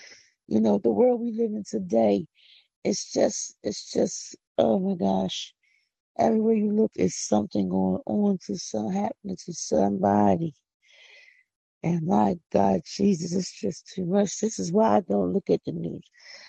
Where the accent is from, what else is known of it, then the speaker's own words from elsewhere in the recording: Philadelphia, Pennsylvania, United States; I'm from Philly. I'm not from the country. I don't have no country accent. I don't know what you're talking about. I don't talk country. Philly is where I'm from.